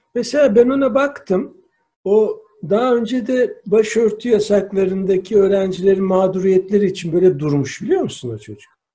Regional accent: İzmir, Turkey; now in Antalya, Turkey; Ben mesela İzmir Karşıyaka'da doğmuşum. 35 buçuk Karşıyaka'lıyız

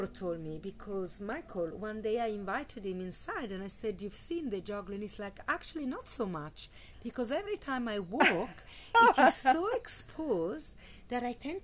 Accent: Italy; I grew up in Italy, so we have Christianity

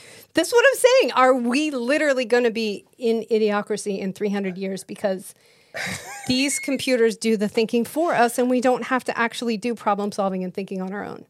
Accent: Idaho, United States; moved away as an adult; also born or lived in Utah / Los Angeles, California; now in Texas, United States; I grew up in Idaho

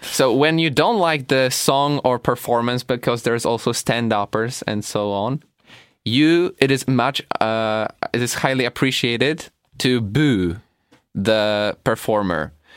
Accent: Poland; we're from Poland

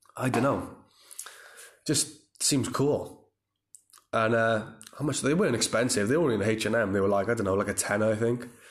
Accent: Cardiff, Wales, United Kingdom; the Motor Point Arena in my hometown

